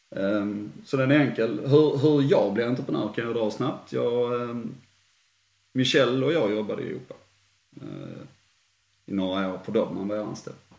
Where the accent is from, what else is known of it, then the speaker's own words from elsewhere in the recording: Sweden; jag är svensk